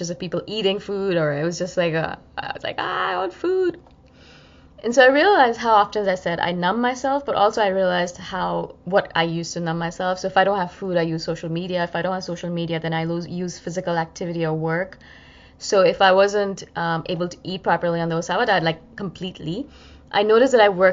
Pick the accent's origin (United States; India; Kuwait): India; as an Indian person